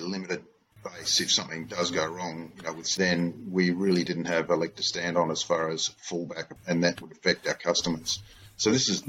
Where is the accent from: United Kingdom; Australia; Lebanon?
Australia; Perth, Western Australia; I am a pharmacist from Perth, lived here all my life